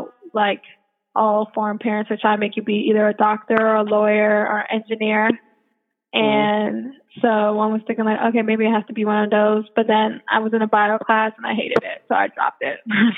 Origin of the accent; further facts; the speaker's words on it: Washington, District of Columbia, United States; I was born in Washington, D.C.